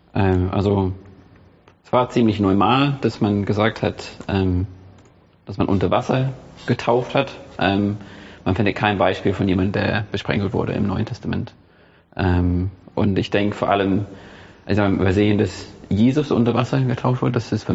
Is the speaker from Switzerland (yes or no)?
no; England, United Kingdom; German is a second language; now in Germany; ich bin in der anglikanischen Kirche aufgewachsen. Ich komme aus England